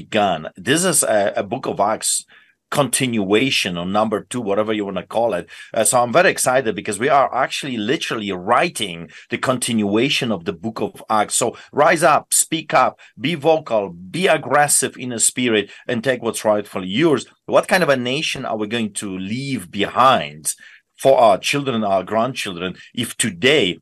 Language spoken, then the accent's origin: English; Poland; moved away; growing up in Poland and seen with my own eyes, you know, growing up behind, under the boots of the Soviets